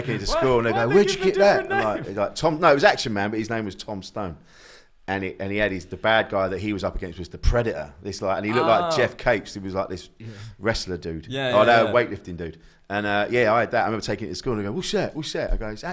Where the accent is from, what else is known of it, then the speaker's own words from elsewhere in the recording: Orpington, London, United Kingdom; moved away as an adult; also born or lived in Bromley / Crystal Palace; now in Essex, United Kingdom; I was born in Bromley, Bromley Hospital, and then we lived in Crystal Palace when I was a baby. And then when my brother came along, my mum and dad decided to move us out to Orpington.